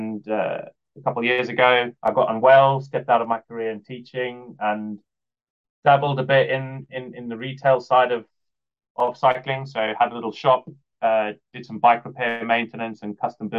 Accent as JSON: {"language": "English", "town": "Cape Town", "region": "Western Cape", "country": "South Africa", "tie": "born or raised there", "moved": "as an adult", "lives_now": "United Kingdom", "said": "I grew up in Cape Town"}